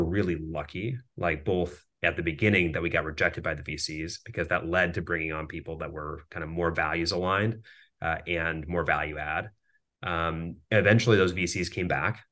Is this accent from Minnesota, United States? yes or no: yes; Minneapolis, Minnesota, United States; So I grew up in Minneapolis, Minnesota